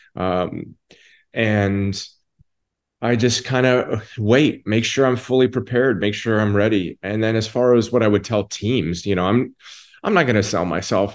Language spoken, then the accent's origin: English; Toronto, Ontario, Canada; I'm from Toronto, Canada, and I've got a home about 20, 25 minutes away from the stadium.